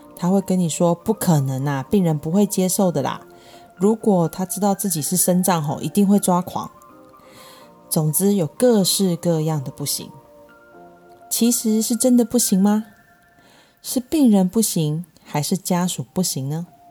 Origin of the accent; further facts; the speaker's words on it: Taiwan; 我们台湾人